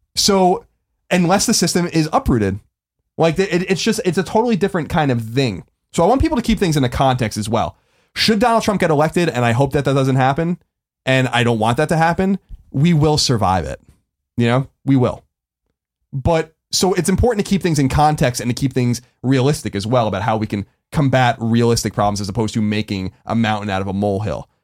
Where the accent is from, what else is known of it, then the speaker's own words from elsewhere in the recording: New York, United States; as a New Yorker, as a as a as a Rockefeller Republican, old school paleocon New Yorker